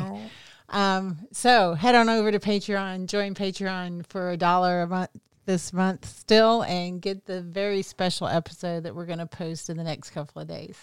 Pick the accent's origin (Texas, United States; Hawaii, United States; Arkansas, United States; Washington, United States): Arkansas, United States; Southwest; I grew up in Southwest Arkansas in a really tiny little town